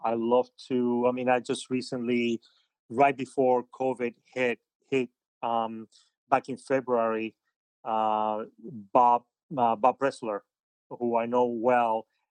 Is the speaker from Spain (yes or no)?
yes; Madrid, Community of Madrid, Spain; moved away; also born or lived in Havana, Cuba; I grew up in Spain. I'm, I'm, I'm Cuban. I was born in Havana, but, uh, when I was very little, my, my parents had moved to, from Havana to Madrid in Spain.